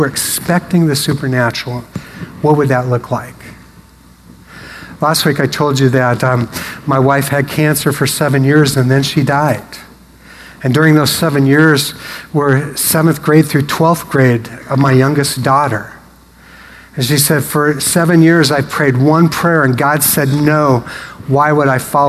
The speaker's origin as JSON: {"language": "English", "town": "Portland", "country": "United States", "tie": "born or raised there", "also_born_or_lived": "Seattle", "moved": "yes", "said": "I grew up in Portland"}